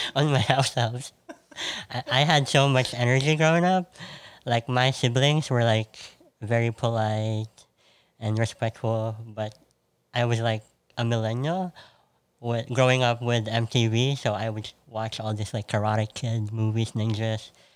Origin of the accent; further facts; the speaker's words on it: Manila, Metro Manila, Philippines; moved away as an adult; also born or lived in Chicago; now in New York, United States; Pretty much grew up in Manila